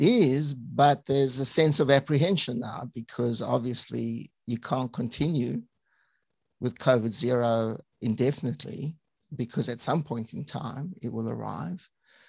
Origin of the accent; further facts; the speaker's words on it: South Africa; also born or lived in United Kingdom; So actually my background's more varied, Tal, because I was born in the UK and then my parents migrated to South Africa. So I went to med school in Johannesburg.